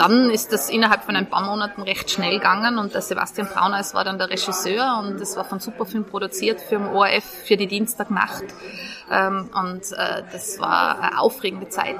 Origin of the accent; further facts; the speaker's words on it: Tyrol, Austria; now in Vienna, Austria; ich komme aus Tirol